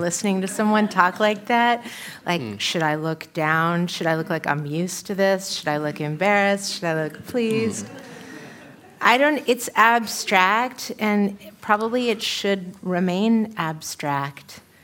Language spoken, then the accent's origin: English; San Francisco, California, United States; also born or lived in New York City; now in Los Angeles, United States; where I grew up in San Francisco, kind of sort of a bleak neighborhood